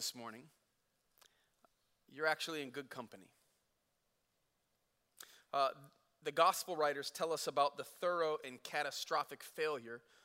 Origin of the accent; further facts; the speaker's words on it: Flint, Michigan, United States; I grew up in Flint.